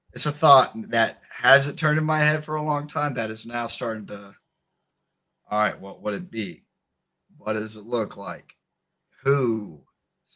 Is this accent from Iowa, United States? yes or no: no; Spencer, Indiana, United States; running shows in Spencer, my hometown